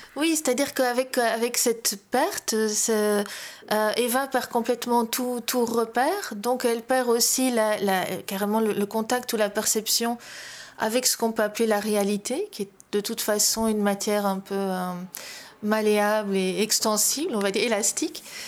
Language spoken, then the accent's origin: French; Belgium; now in Spain; J'ai longtemps vécu à l'étranger. Je vis toujours à l'étranger, entre guillemets, puisque j'habite en, en Espagne et pas en Belgique